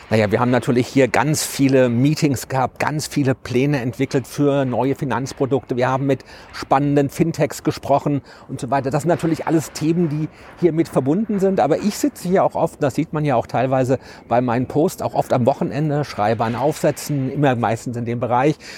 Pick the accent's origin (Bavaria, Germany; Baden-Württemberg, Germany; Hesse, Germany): Hesse, Germany; Frankfurt; ich als Baby in Bockenheim nicht weit von hier auf die Welt gekommen bin